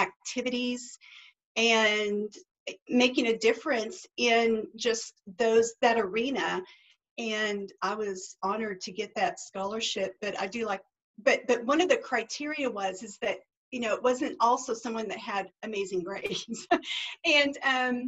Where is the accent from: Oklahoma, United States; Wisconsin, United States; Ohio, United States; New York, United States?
Oklahoma, United States; Duncan; I grew up in Duncan, Oklahoma, small town.